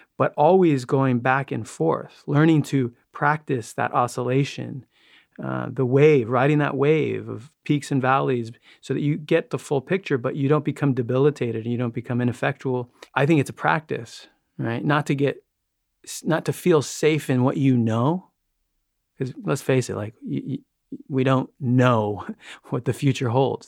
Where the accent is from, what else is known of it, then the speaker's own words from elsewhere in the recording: New York, United States; I grew up in New York